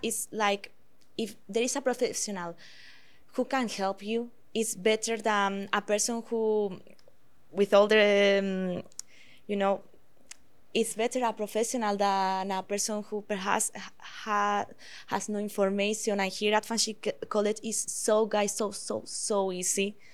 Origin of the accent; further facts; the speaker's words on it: Spain; now in Canada; I am from Spain